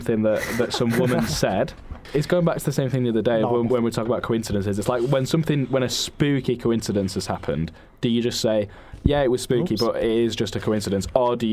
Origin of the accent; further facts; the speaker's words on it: Manchester, North West England, United Kingdom; I was born in Manchester, and so were both of my parents, and so was my sister